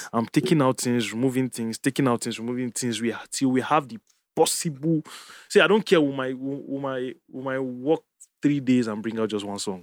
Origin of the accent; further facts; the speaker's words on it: Jos, Plateau, Nigeria; moved away; growing up in Jos